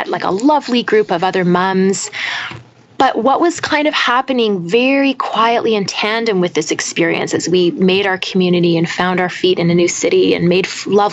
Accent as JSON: {"language": "English", "region": "British Columbia", "country": "Canada", "tie": "born or raised there", "also_born_or_lived": "Toronto", "moved": "yes", "lives_now": "Ottawa, Canada", "said": "I grew up on the West Coast"}